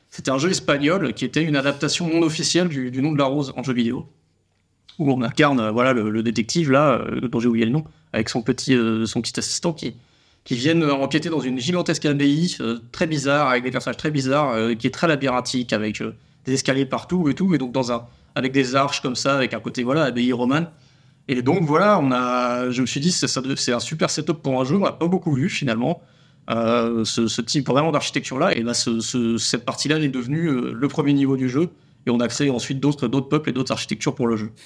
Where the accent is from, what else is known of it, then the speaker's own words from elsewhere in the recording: Toulouse, Occitania, France; On est toulousain